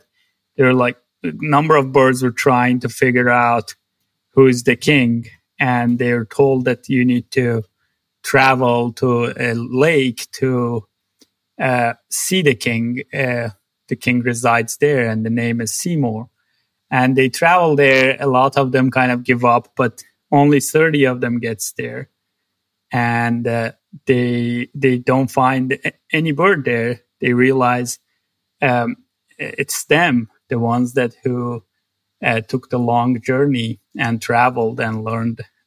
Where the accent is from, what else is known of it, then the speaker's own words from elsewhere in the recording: Tabriz, East Azerbaijan, Iran; moved away as an adult; also born or lived in Tehran, Iran; now in United States; I grew up in a city in north west of Iran called Tabriz